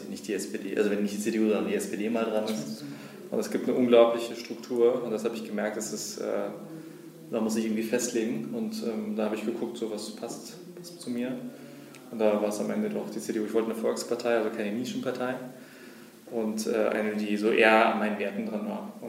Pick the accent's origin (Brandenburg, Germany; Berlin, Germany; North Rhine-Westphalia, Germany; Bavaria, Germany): Berlin, Germany; ich bin im Moabit groß geworden. Ähm, das heißt, wir waren nur 99 Prozent, glaube ich, äh, Migrationshintergrund, zumindest so gelesen, wenn man in den Klassenraum geschaut hat.